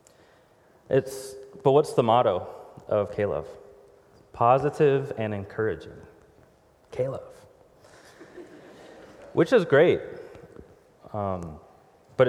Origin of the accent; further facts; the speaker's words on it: Houston, Texas, United States; moved away; we're from Houston, Texas originally, so I'd be driving down Highway 6 in Houston, Texas area.